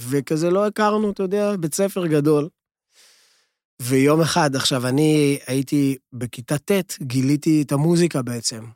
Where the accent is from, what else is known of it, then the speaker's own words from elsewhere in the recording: Lod, Central District, Israel; אני נולדתי בלוד